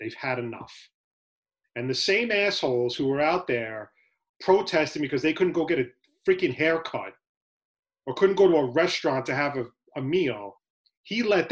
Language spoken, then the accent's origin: English; United States; as an American